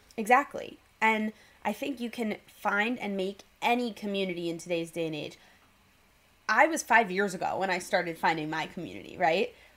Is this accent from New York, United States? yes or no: yes; New York City, New York, United States; moved away; also born or lived in Los Angeles; I'm from New York City